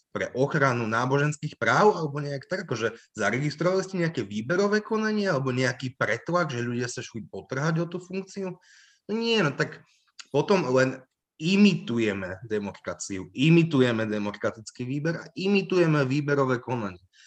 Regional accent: Levoča, Prešov Region, Slovakia; Ja som z Levoča, pre, e, pri Levoči je taká dedinka, ktorá sa volá Kurimany

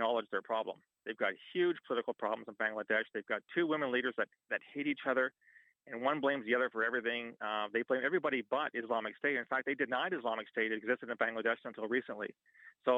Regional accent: London, Ontario, Canada; I'm from London, which is not a great big town.

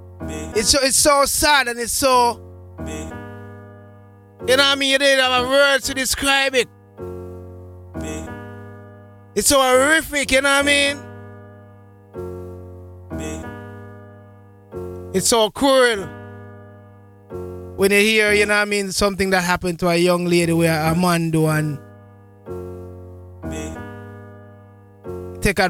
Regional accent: Jamaica; as a Jamaican, we grew up with the culture

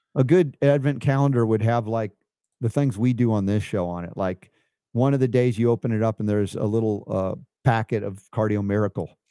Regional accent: Stone Mountain, Georgia, United States; also born or lived in New York / South Florida; they didn't know Jewish people all that much when I grew up in Stone Mountain

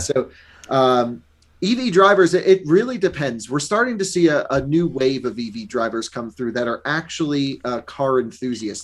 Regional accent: Vermont, United States; I grew up in Vermont.

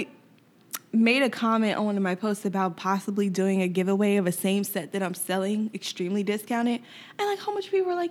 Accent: Yonkers, New York, United States; I'm definitely from Yonkers, New York

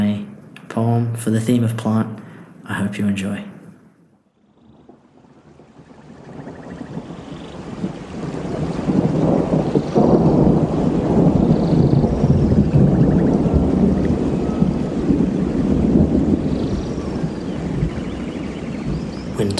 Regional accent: Whadjuk Noongar country, Western Australia, Australia; also born or lived in Wurundjeri lands (Melbourne area); now in Melbourne, Australia; I'm currently recording on Wurundjeri lands, but I was raised on Whadjuk Noongar country.

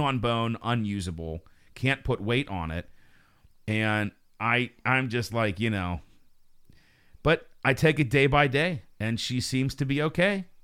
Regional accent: Fayette County, Pennsylvania, United States; I'm from Fayette County

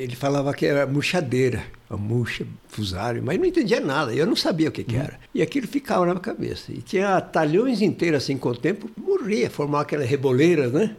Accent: Martinópolis, São Paulo, Brazil; Eu nasci em Martinópolis, perto do Presidente Prudente ali

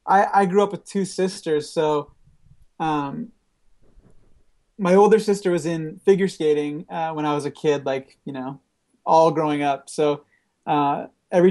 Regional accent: Peterborough, Ontario, Canada; I grew up in Peterborough, Ontario, and I grew up with this band called

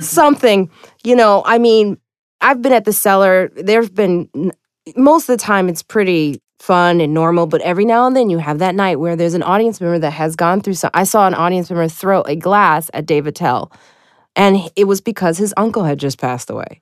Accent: Highland Park, Illinois, United States; I am from Chicago. I grew up in Chicago. I grew up in, uh, Highland Park

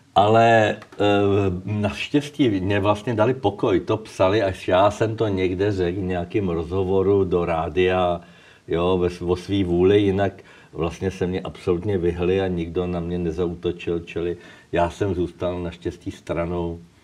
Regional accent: Czechia

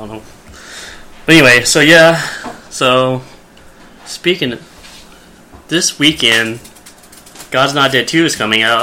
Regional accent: Arkansas, United States; because I'm from Arkansas

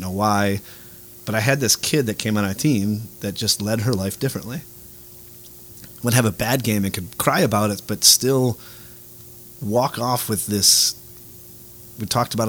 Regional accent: Detroit, Michigan, United States; moved away; I grew up in Detroit

